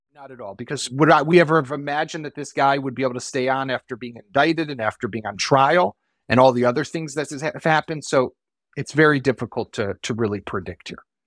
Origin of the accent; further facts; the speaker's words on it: Israel; in our country, in our homes